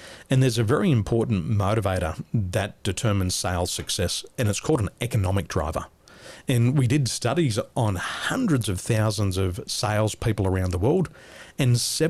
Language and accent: English; Sydney, New South Wales, Australia; born there; I was born in the Western suburbs. I love the Penrith Panthers.